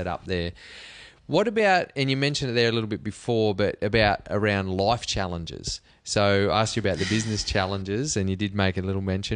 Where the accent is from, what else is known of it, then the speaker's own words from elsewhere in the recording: Cobar, New South Wales, Australia; moved away; I grew up in Cobar, which is a long way from anywhere that I want to live